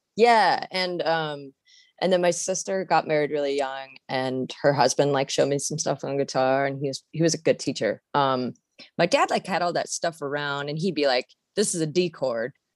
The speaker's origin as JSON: {"language": "English", "region": "Washington", "country": "United States", "moved": "yes", "said": "I'm from Washington State originally"}